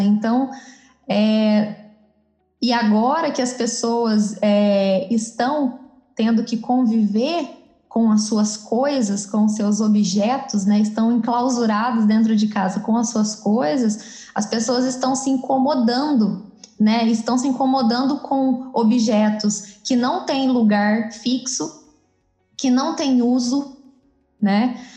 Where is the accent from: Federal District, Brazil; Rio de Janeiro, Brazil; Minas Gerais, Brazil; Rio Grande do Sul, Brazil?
Minas Gerais, Brazil; Campos Gerais; moved away as an adult; now in Campinas, Brazil; sou mineira, né, sou natural da cidade de Campos Gerais e atualmente moro em Campinas, moro aqui já faz oito anos.